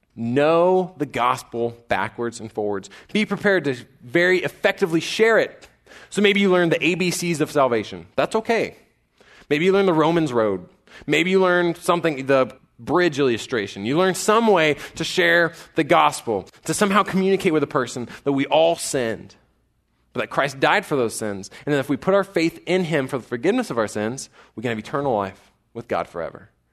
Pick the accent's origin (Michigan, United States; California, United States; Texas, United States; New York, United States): Texas, United States; College Station; I grew up in College Station, so I'm that guy that's still here